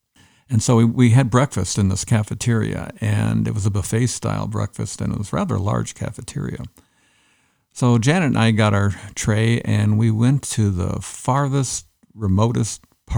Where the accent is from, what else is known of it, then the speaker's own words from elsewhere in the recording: Netherlands; moved away as an adult; now in Canada; I lived there till I was about 19, and then I moved to Canada. And I moved to Canada, and I've been a retired pastor in Canada.